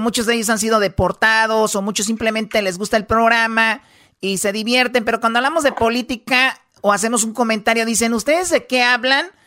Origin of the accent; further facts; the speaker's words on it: Mexico; somos mexicanos